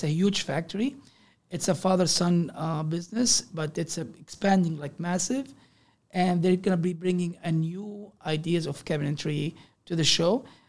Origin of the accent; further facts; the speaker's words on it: Canada; when I said I'm a Canadian, they say, oh, yeah, you guys have a nice way.